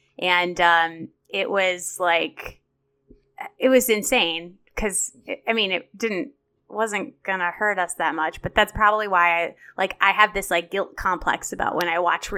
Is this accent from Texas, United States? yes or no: no; Chicago, Illinois, United States; I'm from Chicago, but I'll let you say that.